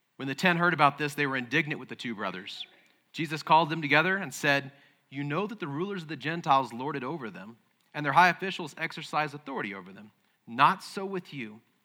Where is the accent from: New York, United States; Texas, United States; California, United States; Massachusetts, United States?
Texas, United States; Midland; moved away; I was born in Midland. And there was a church there that I had been born into and attended with my family growing up